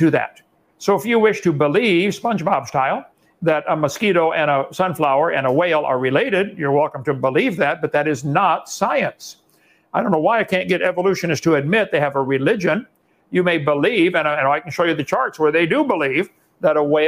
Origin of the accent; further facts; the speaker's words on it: Illinois, United States; I come from Illinois, corn country